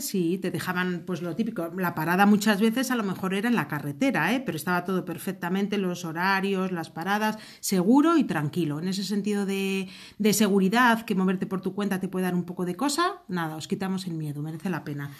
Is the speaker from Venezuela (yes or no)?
no; Valladolid, Castile and León, Spain; somos de Valladolid, España